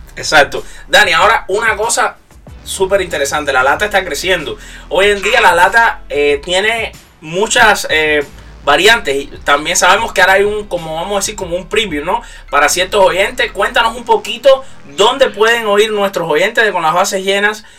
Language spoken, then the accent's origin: Spanish; Cuba; yo soy de Cuba, uno desde que nace sabe béisbol